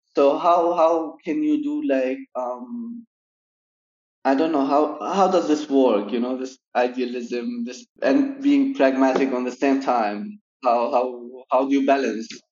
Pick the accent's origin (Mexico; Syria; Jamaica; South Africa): Syria; Damascus, Damascus Governorate; moved away; I grew up in Damascus